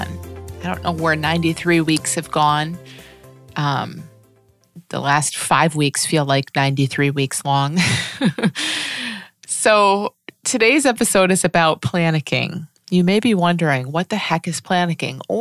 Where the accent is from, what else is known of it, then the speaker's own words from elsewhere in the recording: United States; I'm speaking as an American